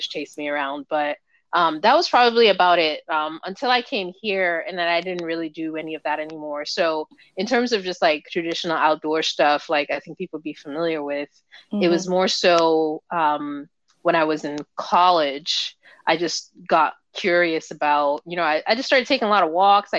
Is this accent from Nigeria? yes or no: yes; Nigeria; moved away; I grew up in Nigeria